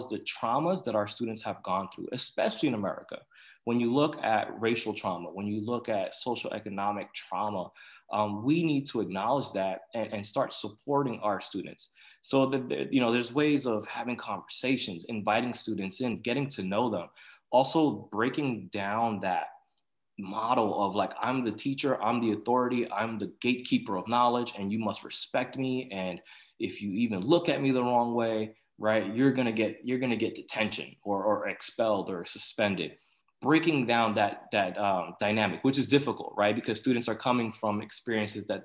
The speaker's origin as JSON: {"language": "English", "town": "New York City", "region": "New York", "country": "United States", "tie": "born or raised there", "second_language": "English", "said": "I grew up in Corona, Queens"}